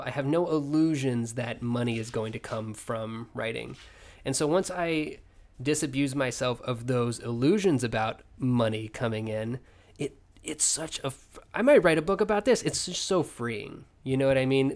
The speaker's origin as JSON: {"language": "English", "region": "Oklahoma", "country": "United States", "tie": "born or raised there", "also_born_or_lived": "El Paso", "moved": "as an adult", "lives_now": "Oregon, United States", "said": "I had been in Oklahoma since the sixth grade with just a kind of brief detour to El Paso for a year"}